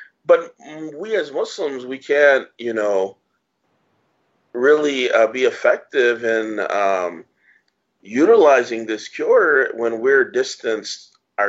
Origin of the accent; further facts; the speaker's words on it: United States; now in Iran; So if I say America, and it's like, no way, you can't be from America.